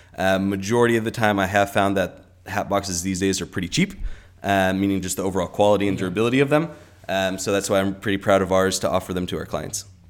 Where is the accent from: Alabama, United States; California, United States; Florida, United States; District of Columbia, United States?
California, United States; Orange County; moved away as an adult; also born or lived in Colorado / Santa Barbara; now in Los Angeles, United States; I grew up in Orange County, and I was born in Colorado